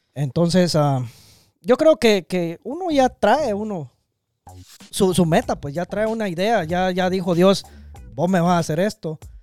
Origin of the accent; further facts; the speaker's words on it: Guatemala; nosotros somos chapines